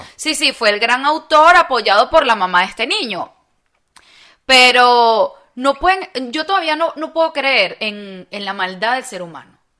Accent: Venezuela; moved away; nosotros que venimos de Venezuela

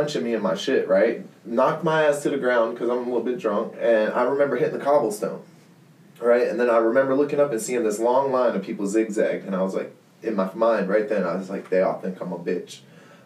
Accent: Hinesville, Georgia, United States; I'm from Georgia, man. I'm from Georgia

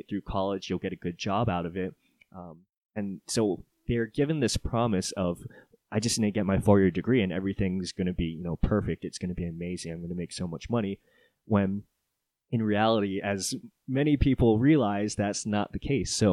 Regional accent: Oahu, Hawaii, United States; also born or lived in Japan / California; I'm not a Colorado native. I was born and raised in Hawaii on the island of Oahu. And I moved around a little bit during my childhood. My stepdad was in the Navy, so I was a military brat.

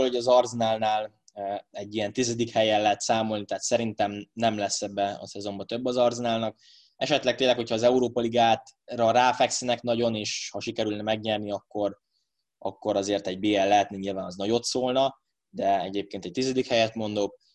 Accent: Hungary; magyarok vagyunk

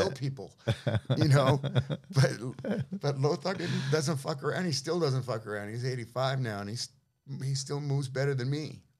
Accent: San Francisco, California, United States; Yeah, I grew up in the Avenues, you know, born there, raised there.

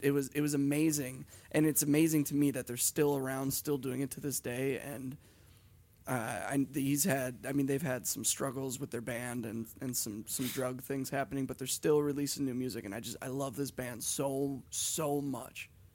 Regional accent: Hibbing, Minnesota, United States; where we're from, because we're from the town that he was born

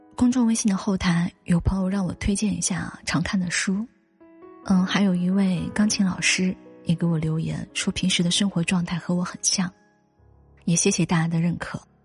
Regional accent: China; 韩国免税店购买的主力应该是我们中国人

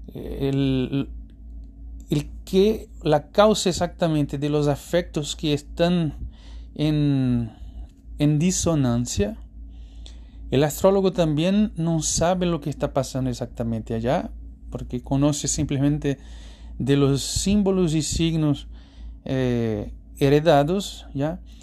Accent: Recife, Pernambuco, Brazil; Spanish is a second language; moved away; Brasil, en particular Recife, mi ciudad natal

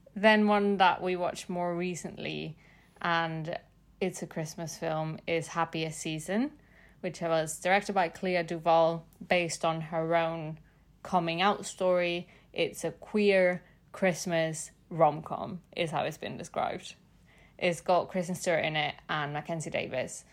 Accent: Mexico City, Mexico; I'm from Mexico City

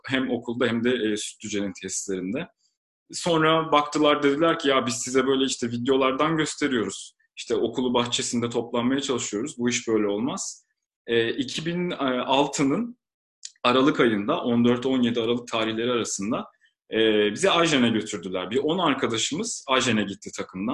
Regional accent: Istanbul, Turkey; İstanbul doğumluyum.

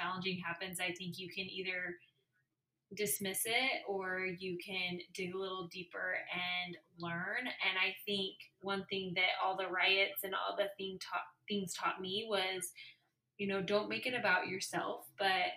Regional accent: Utah, United States; I grew up in Utah

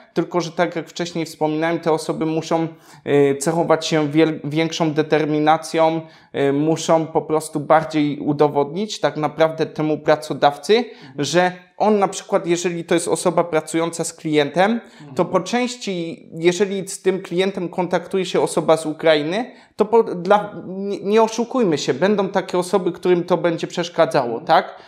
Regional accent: Poland; accent: Polish; mój niemiecki nie jest idealny, bo zawsze będzie słysa-, słyszał choćby ten polski akcent

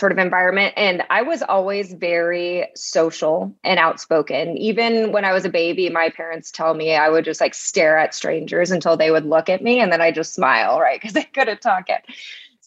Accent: Las Vegas, Nevada, United States; now in Austin, United States; growing up in Vegas

